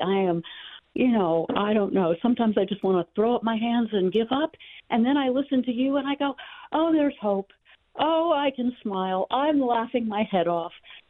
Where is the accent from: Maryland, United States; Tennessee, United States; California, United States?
Maryland, United States; Bethesda; moved away as an adult; also born or lived in Washington, D.C.; now in Kentucky, United States; I was raised in Bethesda and had worked in D.C., and I'm so happy to be out of there.